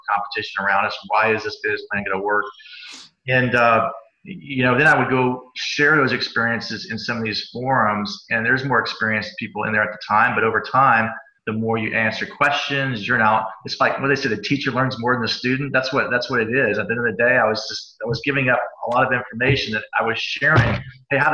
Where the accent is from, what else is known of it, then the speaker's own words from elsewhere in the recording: Cincinnati, Ohio, United States; I grew up in Cincinnati